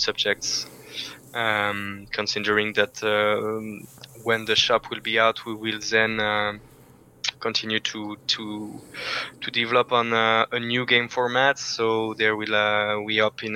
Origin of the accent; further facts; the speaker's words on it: Valence, Auvergne-Rhône-Alpes, France; now in Paris, France; I'm from a small city called Valence, which is in between Lyon and Marseille.